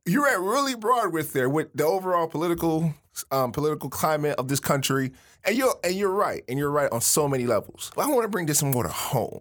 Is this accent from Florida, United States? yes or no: yes; Miami, Florida, United States; moved away; coming from Miami.